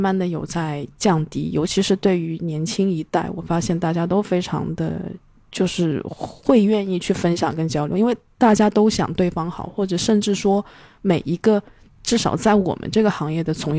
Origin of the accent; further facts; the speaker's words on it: China; 因为我们中国人都是被打压式教育，所以听到"教育"两个字就是心头一紧